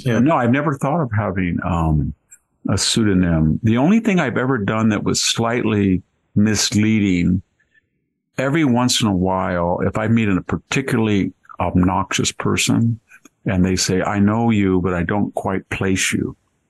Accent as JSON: {"language": "English", "country": "United States", "tie": "born or raised there", "said": "I said, \"No, I wasn't. I was born in the United States.\""}